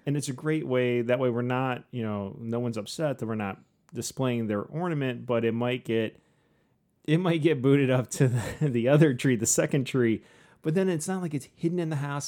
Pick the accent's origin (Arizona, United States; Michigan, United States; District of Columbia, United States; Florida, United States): Michigan, United States; St. Joseph; we grew up in St. Joe with the lighthouses